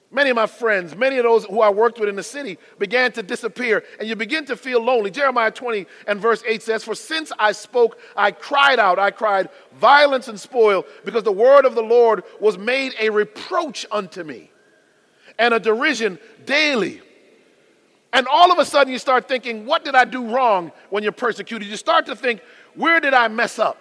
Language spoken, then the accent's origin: English; Connecticut, United States; I was born in the Constitution state of Connecticut.